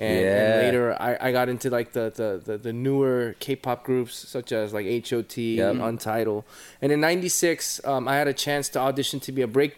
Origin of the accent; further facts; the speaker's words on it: Fullerton, California, United States; I'm originally from Orange County, California. Okay. I grew up in Fullerton.